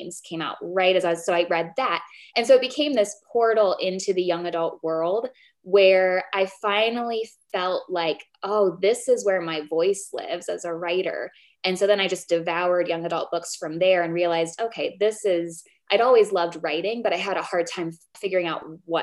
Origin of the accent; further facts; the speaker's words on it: Columbus, United States; moved away; I grew up in Columbus